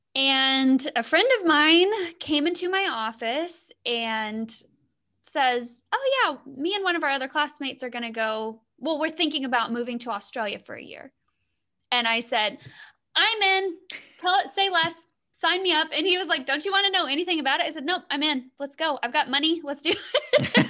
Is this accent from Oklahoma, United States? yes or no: yes; Southwest Oklahoma, United States; moved away as an adult; now in Sonora, United States; I'm actually from Southwest Oklahoma